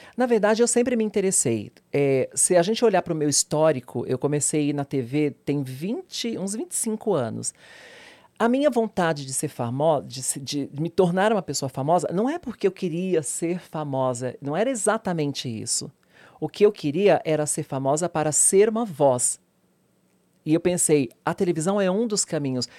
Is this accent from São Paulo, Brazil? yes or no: yes; São Paulo, Brazil; Eu vim do Capão Redondo, que é periferia, um lugar super perigoso para a minha época, da minha geração